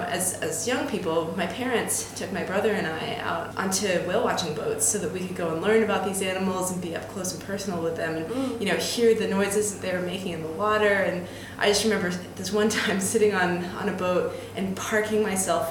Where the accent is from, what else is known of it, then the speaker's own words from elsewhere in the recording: Boston, Massachusetts, United States; moved away as an adult; also born or lived in Phoenix, Arizona / Cape Cod, Massachusetts / Washington, D.C.; now in London, United Kingdom; we migrated east when I was about 4 months old, and I ended up growing up in the Boston area for basically the rest of my childhood.